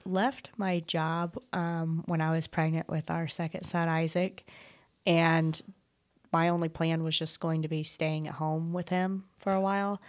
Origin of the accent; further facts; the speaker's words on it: Desloge, Missouri, United States; I grew up in Deloge